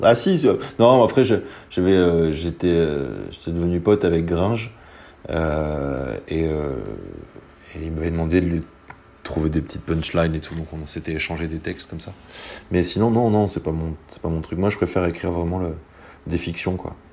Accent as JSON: {"language": "French", "town": "Soulac-sur-Mer", "region": "Nouvelle-Aquitaine", "country": "France", "said": "je viens de Soulac"}